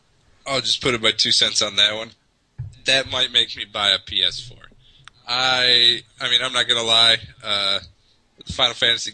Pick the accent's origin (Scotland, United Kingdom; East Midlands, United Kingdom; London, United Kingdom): Scotland, United Kingdom; Oh, it's probably because I'm Scottish.